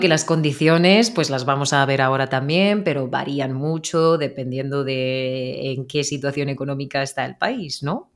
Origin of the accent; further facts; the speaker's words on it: Spain; de España